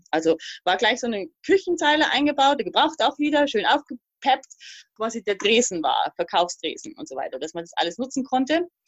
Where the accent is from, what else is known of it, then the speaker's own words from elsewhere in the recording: Thuringia, Germany; also born or lived in Upper Palatinate; now in Portugal; also ich komme ursprünglich aus der DDR hm.